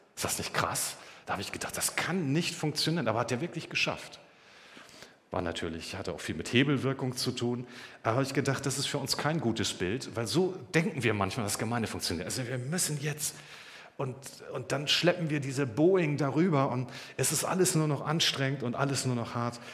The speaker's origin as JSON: {"language": "German", "country": "Germany", "said": "Wir haben es doch erlebt als Deutsche."}